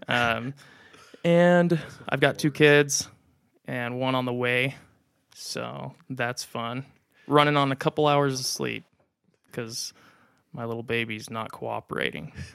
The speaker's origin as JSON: {"language": "English", "town": "Las Vegas", "region": "Nevada", "country": "United States", "tie": "born or raised there", "said": "I'm from Las Vegas. I was born and raised."}